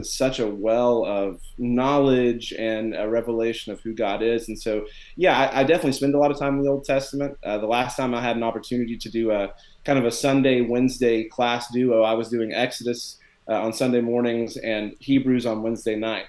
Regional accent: Tennessee, United States; I'm from Tennessee

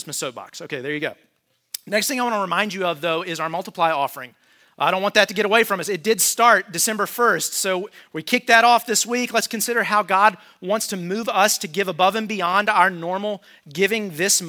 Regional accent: United States; as an American

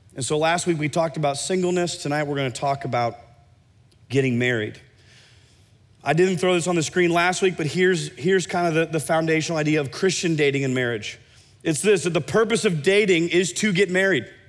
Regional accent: Iowa, United States; now in Oklahoma City, United States; I grew up in Iowa

